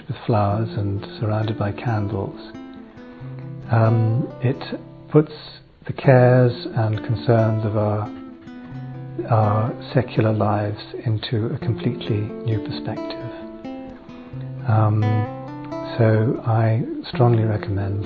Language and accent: English; England, United Kingdom; I'm from England